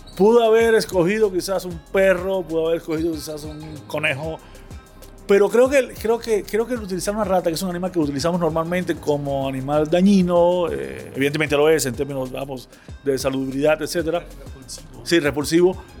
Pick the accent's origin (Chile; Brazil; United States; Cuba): Cuba; Havana; en un barrio que, donde yo crecí en La Habana